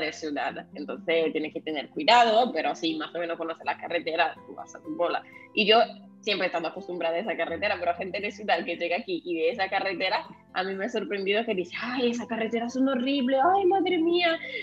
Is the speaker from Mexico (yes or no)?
no; northern Italy, Italy; Spanish is a second language; moved away as an adult; also born or lived in southern Spain; now in Spain; yo he crecido en un pueblo de 700 personas